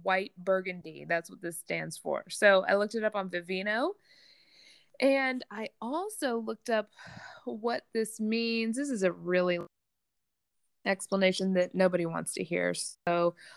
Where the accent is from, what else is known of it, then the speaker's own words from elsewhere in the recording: the South, United States; accent: Southern; I'm from the South and that will come out